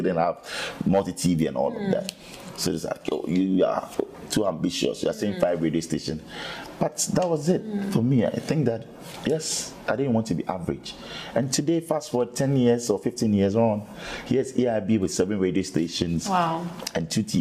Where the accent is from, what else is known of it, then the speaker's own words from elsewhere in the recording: Ghana; I said, I'm from Africa. I'm from Ghana